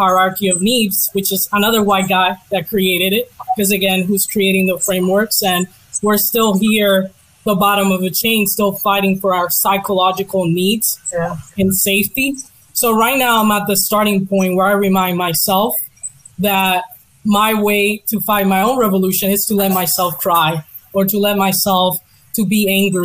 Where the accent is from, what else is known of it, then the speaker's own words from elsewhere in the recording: Missouri, United States; I grew up in Missouri